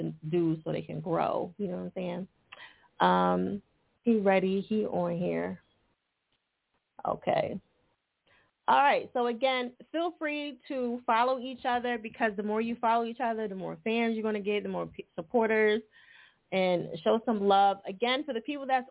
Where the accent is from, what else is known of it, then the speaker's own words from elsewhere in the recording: New Jersey, United States; moved away; I'm originally from Jersey too